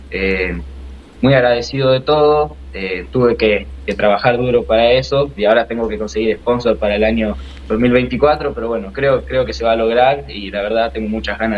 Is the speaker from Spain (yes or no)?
no; Rosario, Santa Fe, Argentina; born there; En Rosario.